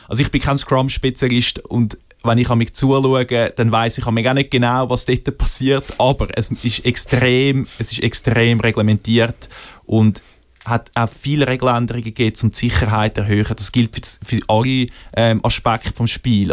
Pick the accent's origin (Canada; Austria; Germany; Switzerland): Switzerland; als Schweizer